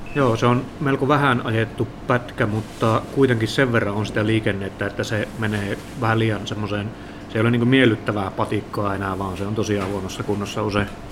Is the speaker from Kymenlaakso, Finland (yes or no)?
no; Lapland, Finland; täällä meillä Lapissa